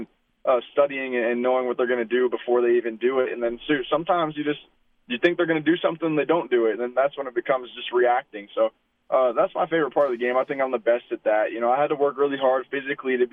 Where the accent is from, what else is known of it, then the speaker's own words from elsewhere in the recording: Regina, Saskatchewan, Canada; I was growing up in Regina